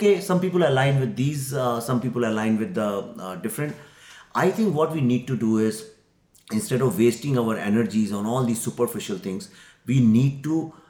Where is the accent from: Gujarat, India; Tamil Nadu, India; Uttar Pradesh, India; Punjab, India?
Uttar Pradesh, India; Lucknow; Not in Delhi and Bombay South, but I'm coming from Lucknow.